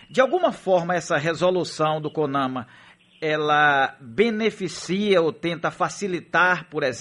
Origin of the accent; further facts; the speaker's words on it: Salvador, Bahia, Brazil; eu sou nascido e criado no subúrbio, em Paripe, lá tinha um manguezal, ali em Tubarão.